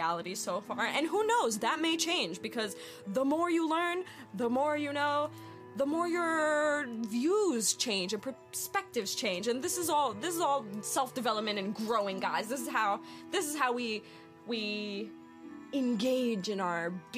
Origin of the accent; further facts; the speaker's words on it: New York, United States; moved away; also born or lived in Pennsylvania; I'm originally from New York, but I've lived in Pennsylvania for a few years